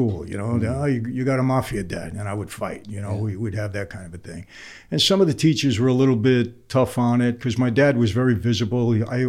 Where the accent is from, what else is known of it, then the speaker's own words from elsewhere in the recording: New York City, New York, United States; I grew up in Brooklyn